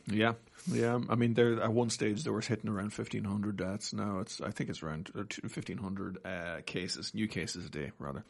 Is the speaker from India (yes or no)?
no; Navan, Leinster, Ireland; now in Australia; Navan, my hometown